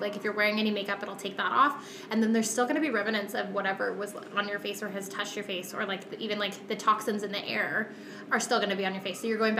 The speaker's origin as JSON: {"language": "English", "town": "Calgary", "region": "Alberta", "country": "Canada", "said": "I am from Calgary"}